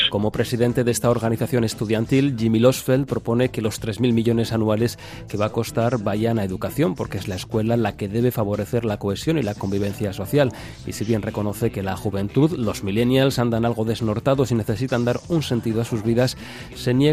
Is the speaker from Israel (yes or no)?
yes; Israel; born there; tengo 19 eh, años, soy en la Fuerza de Defensa de Israel, nací en Israel también